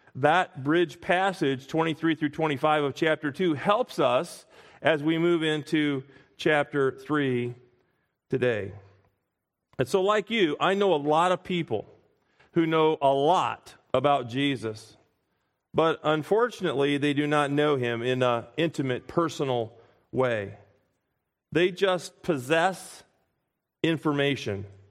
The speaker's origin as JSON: {"language": "English", "town": "Springfield", "region": "Illinois", "country": "United States", "tie": "born or raised there", "said": "I grew up in Springfield, Illinois"}